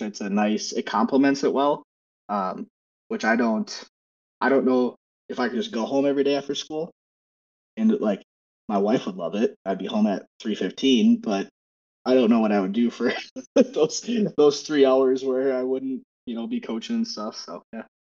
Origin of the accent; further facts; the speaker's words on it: Wisconsin, United States; now in Minnesota, United States; I'm born and raised in Wisconsin, and I currently reside in Minnesota